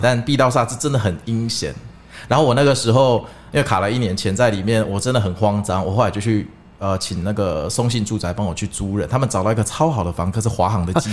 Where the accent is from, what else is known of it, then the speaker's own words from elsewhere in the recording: Kaohsiung, Taiwan; 我有一次高雄人